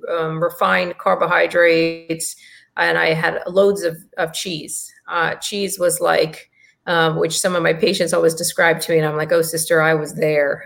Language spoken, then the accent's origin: English; India; I'm Indian